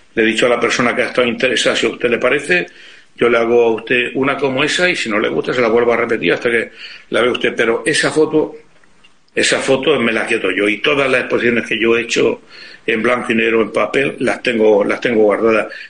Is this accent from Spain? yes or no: yes; Spain